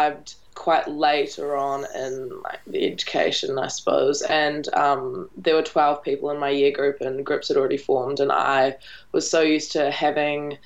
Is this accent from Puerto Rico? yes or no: no; Invercargill, Southland, New Zealand; also born or lived in London; I'm originally from Invercargill, so I've spent most of my life there. I was born in London, so we shimmied over when I was about four, but I've spent my entire childhood in Invercargill